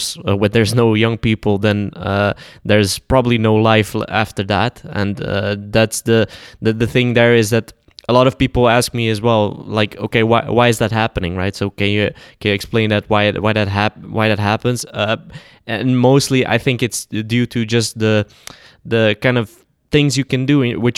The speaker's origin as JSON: {"language": "English", "country": "Netherlands", "tie": "born or raised there", "also_born_or_lived": "Bosnia and Herzegovina", "said": "I came at like age 2, so I was even earlier in my life. So I've pretty much known just the Netherlands for the whole of my life."}